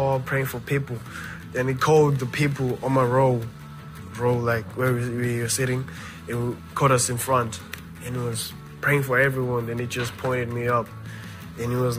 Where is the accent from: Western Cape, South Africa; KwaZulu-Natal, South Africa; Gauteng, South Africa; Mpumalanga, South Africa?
Mpumalanga, South Africa; Nelspruit; I was born in Nelspruit, 2004, 26th of January. I grew up with my father